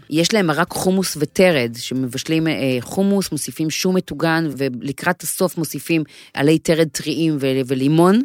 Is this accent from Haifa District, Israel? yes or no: yes; the Krayot, Haifa District, Israel; ואני גדלתי בקריות